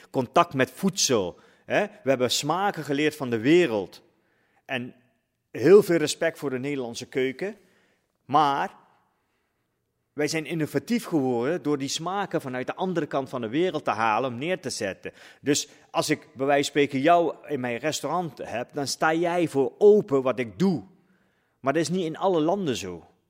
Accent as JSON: {"language": "Dutch", "country": "Netherlands", "tie": "born or raised there", "said": "Ik ben ook een Nederlander. Ik, praat, ik ben hierop gegroeid."}